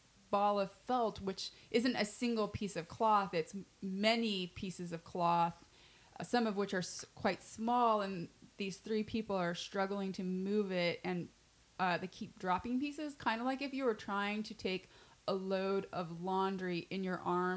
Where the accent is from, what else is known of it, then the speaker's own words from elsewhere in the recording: Utah, United States; moved away; I'm from Utah. I was raised Mormon